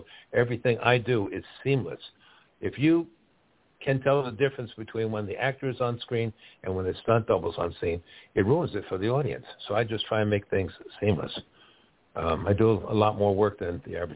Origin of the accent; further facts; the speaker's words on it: Westfield, New Jersey, United States; growing up in New Jersey, Westfield, New Jersey